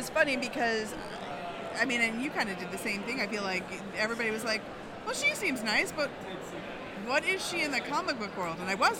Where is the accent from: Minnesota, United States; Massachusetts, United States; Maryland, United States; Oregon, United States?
Massachusetts, United States; also born or lived in New York / Washington, D.C. / Chicago; I grew up in Massachusetts.